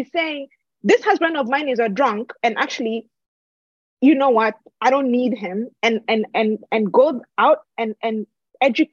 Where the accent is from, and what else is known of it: Kenya; also born or lived in United States